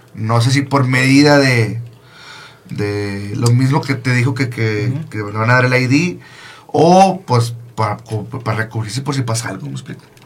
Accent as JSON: {"language": "Spanish", "town": "Monterrey", "region": "Nuevo León", "country": "Mexico", "moved": "as an adult", "lives_now": "Michigan, United States", "said": "yo soy de Monterrey, pero yo eh, tengo cuatro años viviendo en, en, Michigan"}